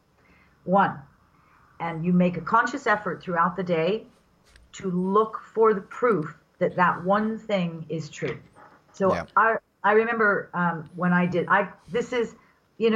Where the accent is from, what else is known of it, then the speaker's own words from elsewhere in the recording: England, United Kingdom; I was raised in England after the Second World War by parents who lived through the Second World War